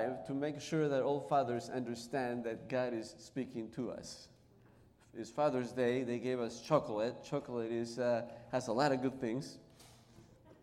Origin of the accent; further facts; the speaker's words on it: Peru; first language Spanish; English is a second language; moved away as an adult; now in Chicago, United States; As you notice, my accent is not American. I was born in Peru in South America. And I came to this country, I came to live here in 1990 in Chicago.